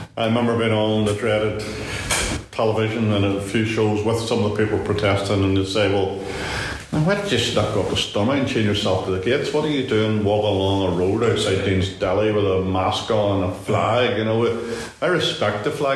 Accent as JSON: {"language": "English", "country": "Ireland", "also_born_or_lived": "London", "moved": "as an adult", "said": "being uh, Irish or seen as being Irish and it, it, it, wasn't easy in the 70s"}